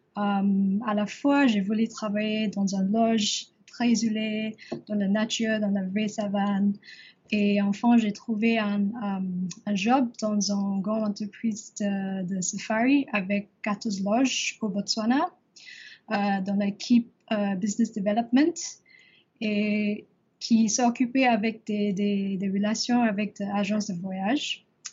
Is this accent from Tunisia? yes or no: no; Singapore; French is a second language; also born or lived in Paris; j'ai grandi à Singapour